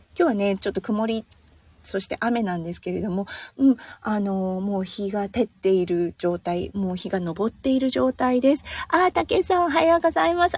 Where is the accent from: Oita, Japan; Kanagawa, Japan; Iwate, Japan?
Iwate, Japan; accent: Iwate dialect; moved away; これすごい岩手弁が出てしまいました。